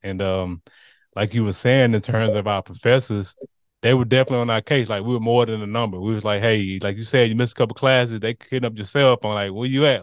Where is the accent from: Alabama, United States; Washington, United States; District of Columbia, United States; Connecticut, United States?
Alabama, United States; Montgomery; I grew up in the Gump